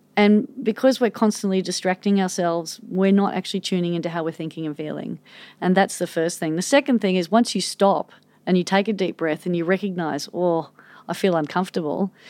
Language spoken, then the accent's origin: English; Manly, New South Wales, Australia; growing up in Manly